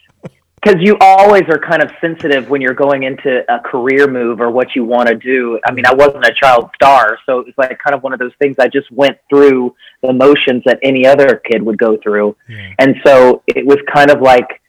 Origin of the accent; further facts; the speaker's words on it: Charleston, South Carolina, United States; I grew up in Charleston, South Carolina.